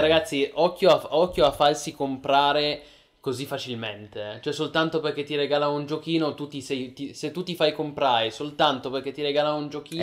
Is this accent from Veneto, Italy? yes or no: no; Piedmont, Italy; io sono piemontese